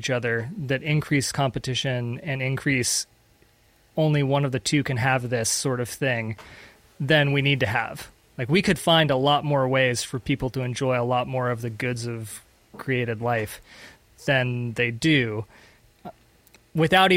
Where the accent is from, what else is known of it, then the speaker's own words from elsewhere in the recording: United States; also born or lived in Panama; as an American living in Latin America